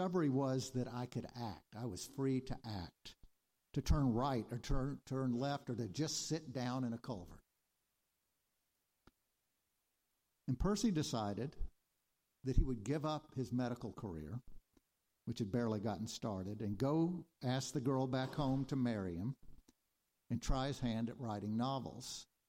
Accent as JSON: {"language": "English", "region": "Arkansas", "country": "United States", "also_born_or_lived": "New York", "moved": "as an adult", "said": "sent us back home to stay in Arkansas. I felt called to a place, home"}